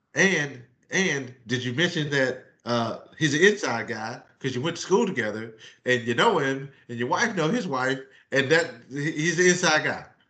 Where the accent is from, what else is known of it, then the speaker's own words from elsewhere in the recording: Myrtle Beach, South Carolina, United States; I grew up in Myrtle Beach, South Carolina